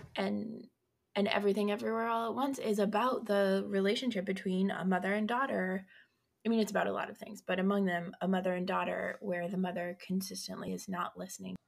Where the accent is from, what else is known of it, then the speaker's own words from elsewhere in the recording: Colorado, United States; I'm from Colorado